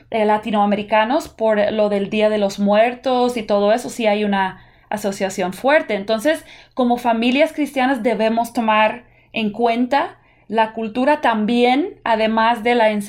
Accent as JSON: {"language": "Spanish", "country": "United States", "tie": "born or raised there", "said": "yo puedo decir como una persona que toda mi niñez la pasé en Estados Unidos, yo nunca recuerdo asociar Halloween con brujas."}